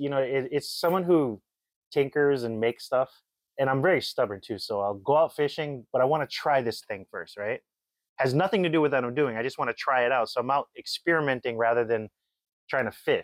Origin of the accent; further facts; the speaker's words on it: Ewa Beach, Hawaii, United States; Ewa Beach, which is my hometown, born and raised here